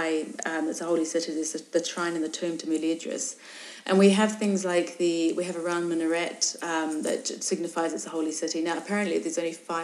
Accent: New Zealand; also born or lived in England; now in Morocco; I'm originally from New Zealand, but I was in England

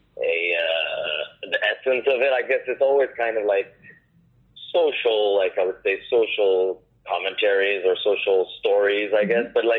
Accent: Casablanca, Casablanca-Settat, Morocco; also born or lived in Paris, France / California, United States / New York, United States; now in Brooklyn, New York, United States; born and raised in Casablanca

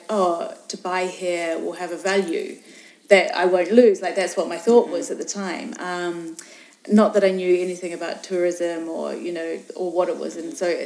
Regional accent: New Zealand; also born or lived in England; now in Morocco; I'm originally from New Zealand, but I was in England

